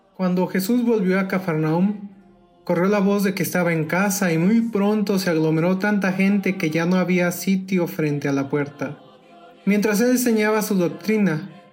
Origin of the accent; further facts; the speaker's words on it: Tingambato, Michoacán, Mexico; en mi pueblo natal, Tingambato, Michoacán